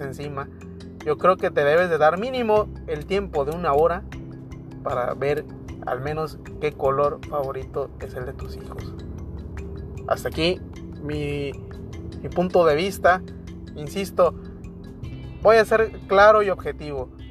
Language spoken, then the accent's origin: Spanish; Mexico; como mexicanos que somos